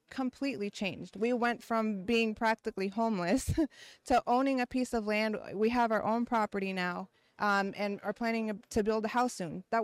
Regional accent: Brandon, Mississippi, United States; We're 30 mi- about 30 miles outside of Jackson.

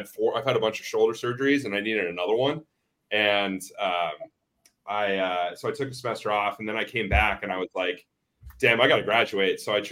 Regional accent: Arizona, United States; moved away as an adult; also born or lived in Milwaukee, Wisconsin; I'm from Arizona

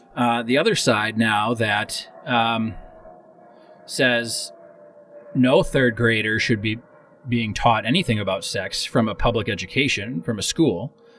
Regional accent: Wisconsin, United States; my hometown in Wisconsin um, was so small.

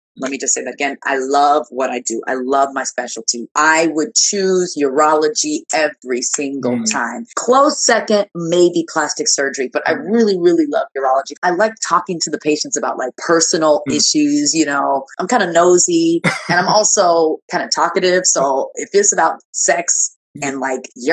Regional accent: Nigeria; moved away; I'm Nigerian. Born in Nigeria, immigrant.

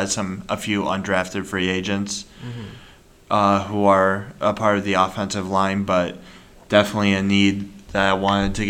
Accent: Iowa, United States; Since we're from Northern Iowa, you and I, Trevor, go Cats.

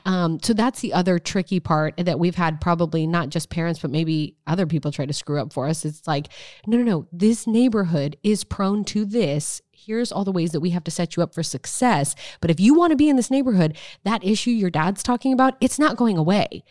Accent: Nebraska, United States; moved away; I'm from Nebraska

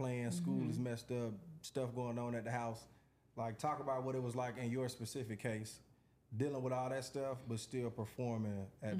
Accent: Atlanta, Georgia, United States; I'm from Atlanta.

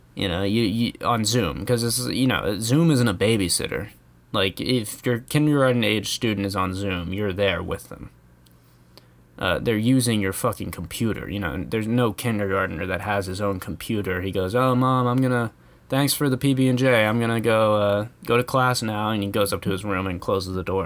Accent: United States; as an American

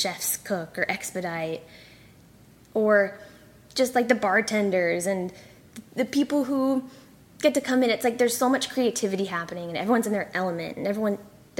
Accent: California, United States; also born or lived in Malaysia / Singapore / Saudi Arabia; now in Austin, United States; I grew up in California. That's like most of my memory

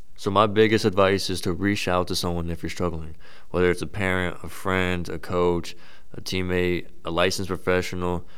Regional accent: Frisco, Texas, United States; moved away as an adult; now in Worcester, United States; I'm actually originally from Frisco, Texas, which is about fifteen hundred miles away, so I'm a little far from home

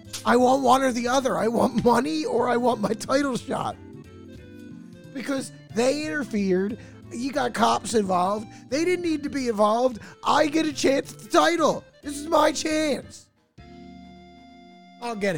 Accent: United States; as an American

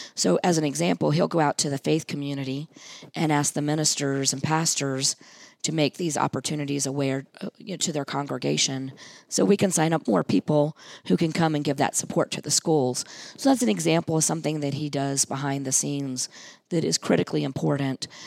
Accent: Hampton, Virginia, United States; I grew up in Hampton

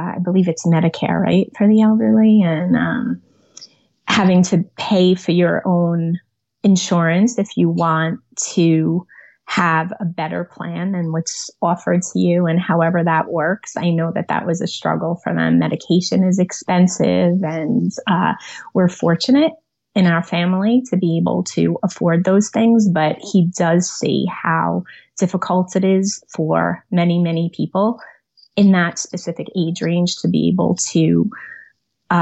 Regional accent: New York City, New York, United States; now in Manasquan, New Jersey, United States; I was born on Staten Island, suburb of New York City

